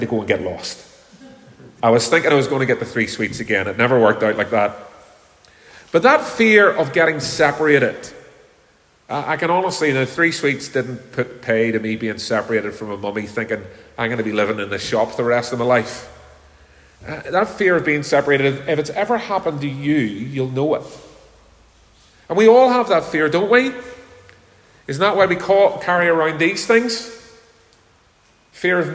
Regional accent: Belfast, Northern Ireland, United Kingdom; when I was a little boy, many years ago now, 49 years ago, when I was growing up in Belfast

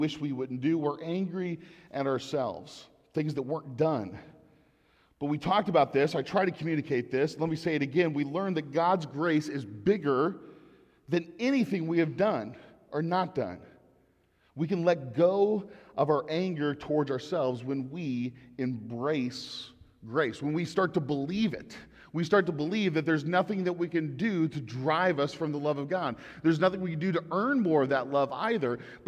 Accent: Indianapolis, Indiana, United States; moved away; growing up in Indianapolis

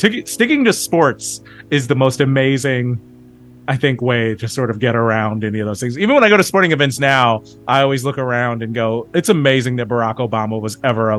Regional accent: Kansas City, United States; also born or lived in Dallas, Texas; I split time growing up between Kansas City and Dallas. So I had I was a child of divorce. And my father had lived in Dallas since like 79 or something like that. And my mom's from the Kansas City area. My dad is also from like Topeka, Kansas.

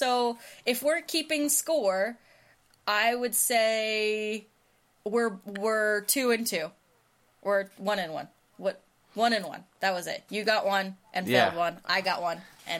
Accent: United States; as an American

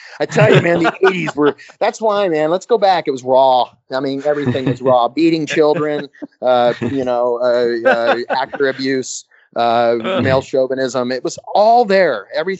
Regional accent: West Midlands, United Kingdom; But yeah, no, I guess I'm from Worcestershire. I want to say Worcestershire. Worcestershire, is that how you say it?

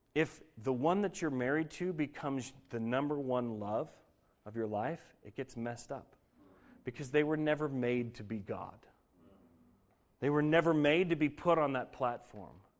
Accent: Denver, Colorado, United States; moved away; I grew up in Denver

